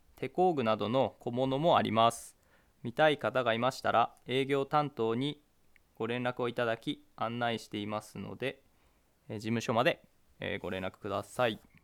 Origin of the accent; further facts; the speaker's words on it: Kisakata, Akita, Japan; 私は久方町上郷の出身で今収録は上郷小学校で行われているんですけど、まあ、今こうしてあの母校に入ることができて